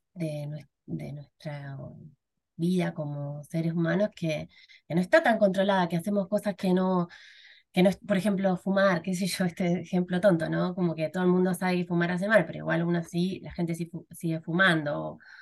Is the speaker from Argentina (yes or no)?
yes; Argentina; moved away as an adult; now in Chile; soy argentina